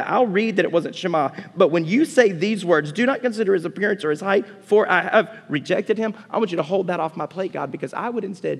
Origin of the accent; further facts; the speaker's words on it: Montgomery, Alabama, United States; I was born in Montgomery, Alabama. There's not a bigger football country. You were Auburn or Alabama, and you were big, and you played it, and I was a kid who liked music and games